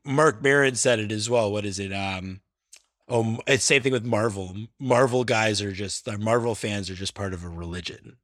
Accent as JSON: {"language": "English", "town": "Toronto", "region": "Ontario", "country": "Canada"}